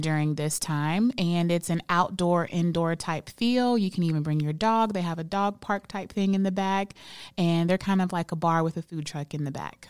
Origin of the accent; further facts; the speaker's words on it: Birmingham, Alabama, United States; now in Charlotte, United States; I'm from Birmingham, Alabama